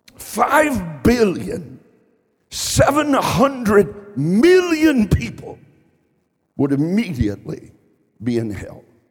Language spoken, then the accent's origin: English; Columbus, Ohio, United States; also born or lived in Eastern Kentucky; When I was a young boy, I grew up on the southeast side of Columbus, Ohio.